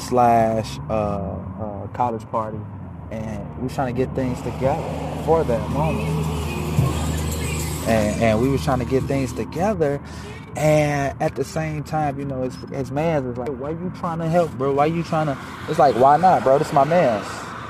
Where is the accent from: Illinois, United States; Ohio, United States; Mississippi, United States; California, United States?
Illinois, United States; Chicago; I was born in the hundreds. I grew up in Motown. Not Detroit Motown, because Detroit get down. Shout out to the South Side and the East Side and the West Side. Like, I'm brought up Motown. In Chicago, some know it as Back of the Yards, West Inglewood.